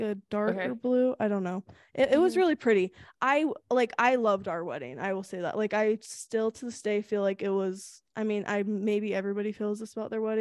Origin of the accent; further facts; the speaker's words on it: Sacramento, California, United States; In Sacramento, my hometown.